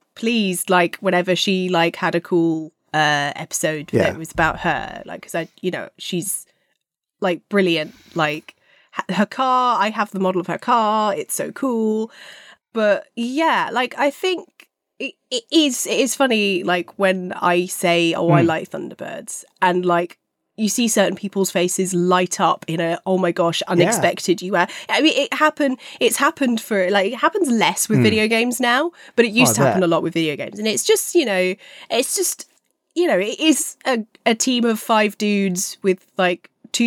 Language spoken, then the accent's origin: English; London, United Kingdom; I grew up in Fulham. Fulham's our local team